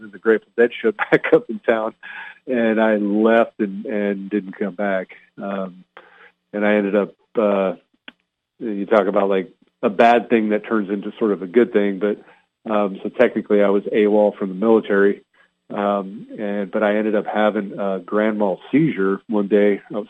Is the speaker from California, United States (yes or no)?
yes; Hacienda Heights, California, United States; also born or lived in Montebello / Pennsylvania; And I was born in Southern California, Montebello. We lived in Hacienda Heights. And then when I was like in fourth grade, we moved to Northern California.